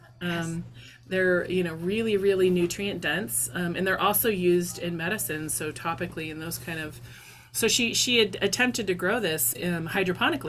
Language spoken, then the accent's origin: English; Idaho, United States; also born or lived in Montana; now in Alaska, United States; Growing up in Idaho and in Montana